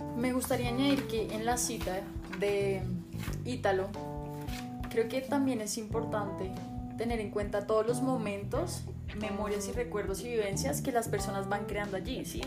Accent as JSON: {"language": "Spanish", "region": "Bogotá", "country": "Colombia", "said": "yo vivo en Bogotá, pero no solo vivo en Bogotá, sino que yo soy habitante de Bogotá"}